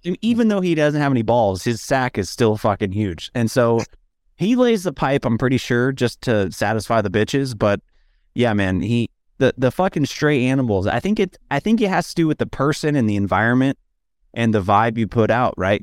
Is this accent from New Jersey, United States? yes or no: no; Dallas, Texas, United States; moved away; I grew up in Dallas where it's a real humid heat